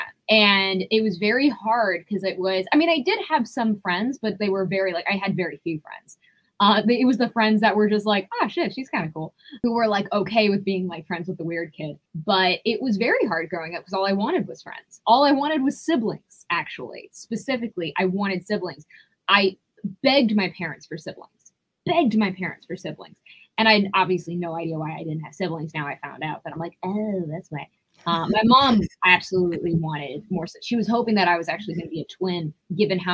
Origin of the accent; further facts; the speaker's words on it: Rye, New York, United States; I grew up in Rye, New York specifically